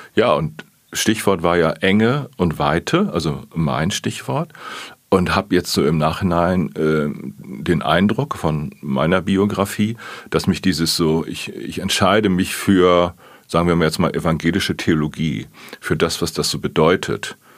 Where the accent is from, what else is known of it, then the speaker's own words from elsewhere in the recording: Plön district, Schleswig-Holstein, Germany; now in Hamburg, Germany; ich komme aus dem Kreis Plön